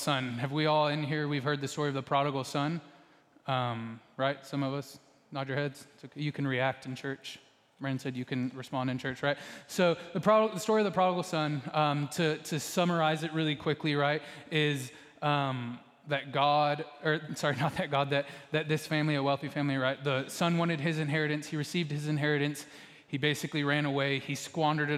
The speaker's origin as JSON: {"language": "English", "region": "Texas", "country": "United States", "said": "most of us in here, if we grew up in Texas"}